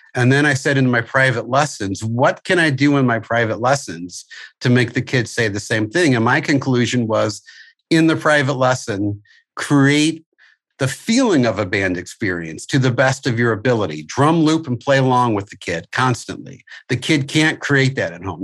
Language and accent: English; St. Louis, Missouri, United States; moved away; I'm originally from St. Louis, where I had my school